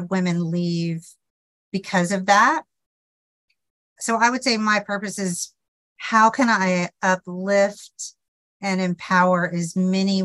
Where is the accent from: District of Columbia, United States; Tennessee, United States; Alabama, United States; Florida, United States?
Tennessee, United States; Memphis; I'm from the South, as you know, I'm from Memphis, just up the road a piece from you.